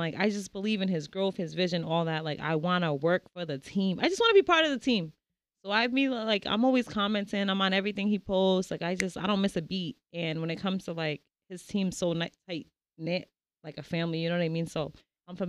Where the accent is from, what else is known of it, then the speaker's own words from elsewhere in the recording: Providence, Rhode Island, United States; I'm from Prov. Okay. Born and raised